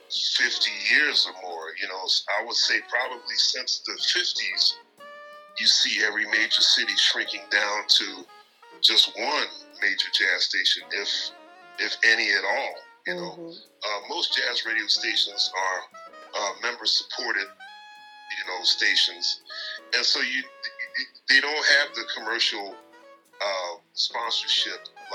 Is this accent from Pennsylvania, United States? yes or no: yes; Philadelphia, Pennsylvania, United States; Philly, which is my hometown.